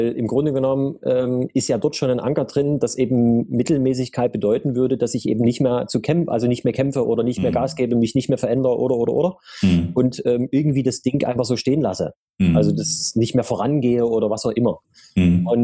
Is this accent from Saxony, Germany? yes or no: yes; Dresden, Saxony, Germany; Also ich komme äh, gebürtig äh, aus Sachsen, um genau zu sein, aus dem schönen Dresden.